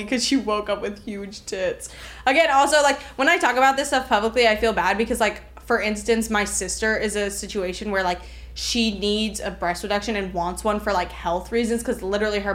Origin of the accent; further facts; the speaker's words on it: Miami, Florida, United States; growing up in Miami